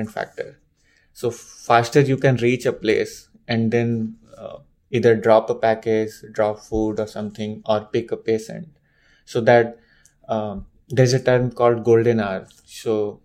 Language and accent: English; India; moved away as an adult; now in United States; I'm from India. I'm born and brought up there.